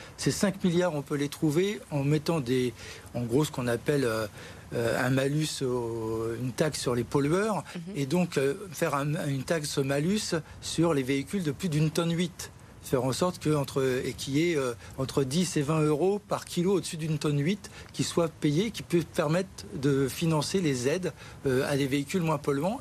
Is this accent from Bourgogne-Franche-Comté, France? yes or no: no; Gennevilliers, Île-de-France, France; je suis de Gennevilliers